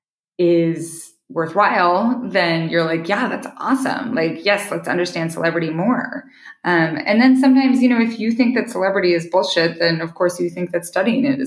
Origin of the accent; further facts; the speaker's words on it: Idaho, United States; now in Montana, United States; I live in Montana, which I grew up in Idaho